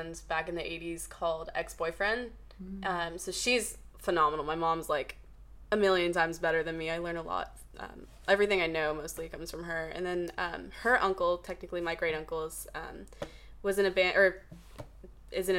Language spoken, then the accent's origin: English; Palm Springs, California, United States; We actually came from LA, but technically we're from Palm Springs